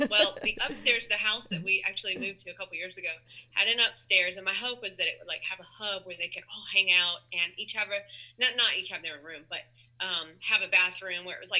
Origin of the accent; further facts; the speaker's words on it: Dayton, Ohio, United States; moved away as an adult; also born or lived in Tennessee; Yeah, so I'm actually from Ohio, Dayton, Ohio area.